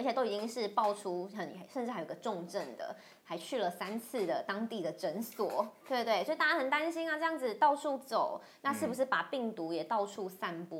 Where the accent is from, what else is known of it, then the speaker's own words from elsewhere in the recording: Taoyuan, Taiwan; 到说我是桃园人，最近都会有点害怕哈。